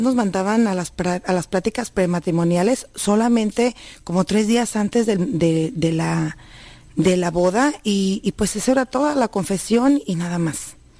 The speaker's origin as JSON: {"language": "Spanish", "region": "Sierra de Jalisco", "country": "Mexico", "tie": "born or raised there", "moved": "yes", "said": "yo vengo de la Sierra de Jalisco"}